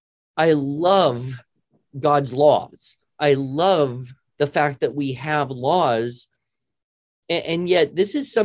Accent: United States; I'm an American.

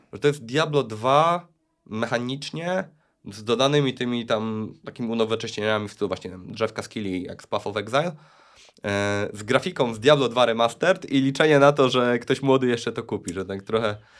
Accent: Luboń, Greater Poland, Poland; Pochodzę z Lubonia

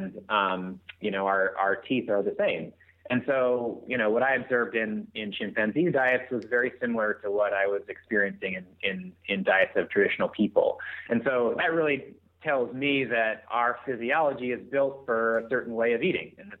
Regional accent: Alaska, United States; I grew up in Alaska, so that says enough about people that live out there.

